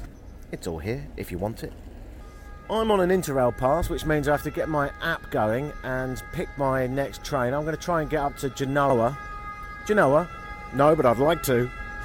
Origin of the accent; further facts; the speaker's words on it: United Kingdom; I am British, but I'm so unbelievably ashamed of Brexit that I sometimes deny it. And in fact, I am half Irish.